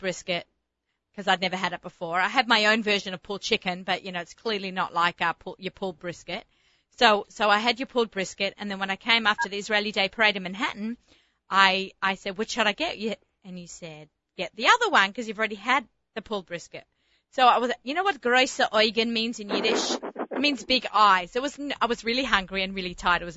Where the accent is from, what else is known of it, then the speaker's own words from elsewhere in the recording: Australia; accent: Australian; moved away; my Australian accent